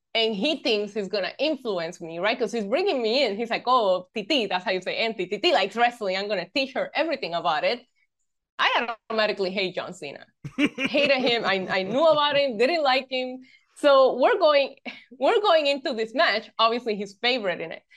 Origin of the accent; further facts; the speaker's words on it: Puerto Rico; I grew up in Puerto Rico, born and raised in this beautiful island